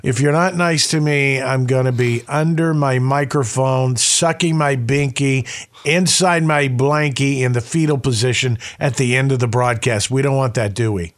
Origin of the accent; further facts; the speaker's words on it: the South, United States; moved away; also born or lived in Midwest; growing up in the South